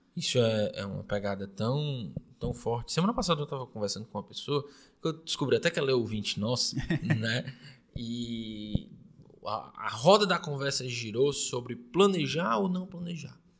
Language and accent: Portuguese; Fortaleza, Ceará, Brazil; a gente é de Fortaleza, Fortaleza. no Ceará